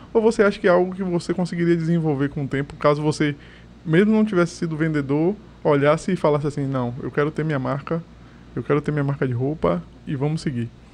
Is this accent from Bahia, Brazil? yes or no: yes; Salvador, Bahia, Brazil; also born or lived in Pero Vaz; Eu, nascido e criado na Caixa d'Água. Na verdade, eu fui nascido no Perovais, me mudei pra Caixa d'Água ali do lado